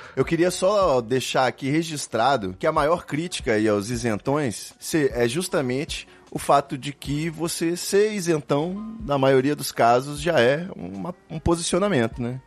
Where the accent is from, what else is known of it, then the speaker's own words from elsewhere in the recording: Rio de Janeiro, Brazil; Eu sou do Rio de Janeiro